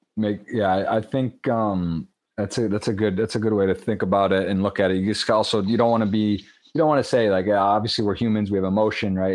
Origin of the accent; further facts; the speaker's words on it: Michigan, United States; Michigan just passed. That's pretty big. That's, right. my home state